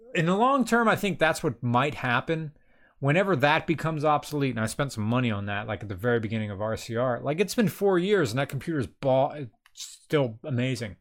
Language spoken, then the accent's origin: English; United States; I'm American